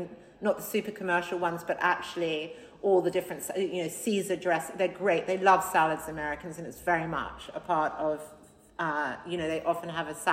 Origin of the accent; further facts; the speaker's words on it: Australia; now in London, United Kingdom; I came from a super healthy house growing up in Australia